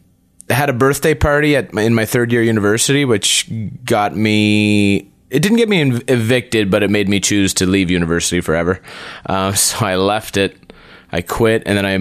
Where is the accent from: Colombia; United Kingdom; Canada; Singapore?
Canada; Prince Edward Island; also born or lived in Calgary / Montreal; No, I'm from Prince Edward Island.